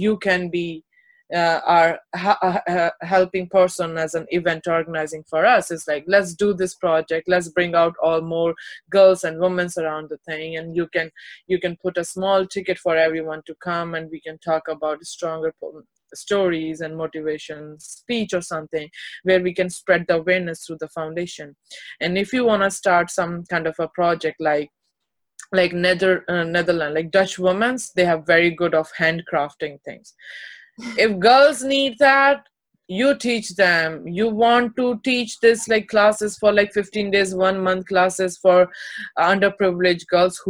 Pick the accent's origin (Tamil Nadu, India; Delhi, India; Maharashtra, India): Delhi, India; also born or lived in Uttar Pradesh; but my born and brought up in Delhi and UP all together, so it's like a 50-50.